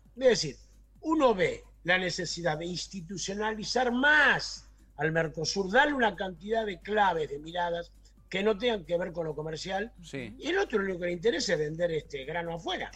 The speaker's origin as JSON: {"language": "Spanish", "country": "Argentina"}